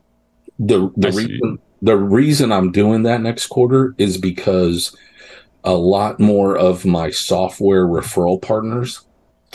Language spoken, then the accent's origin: English; New York, United States; now in Texas, United States; I was born in New York.